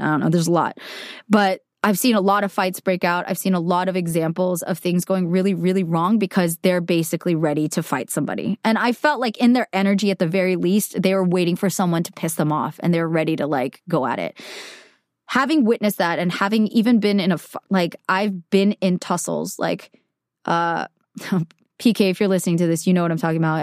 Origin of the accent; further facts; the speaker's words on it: United States; I'm Korean American